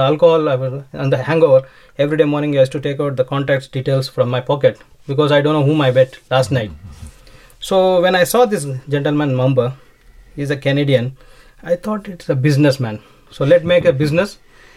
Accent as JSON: {"language": "English", "country": "India", "said": "I was having my own IT recruitment company in India"}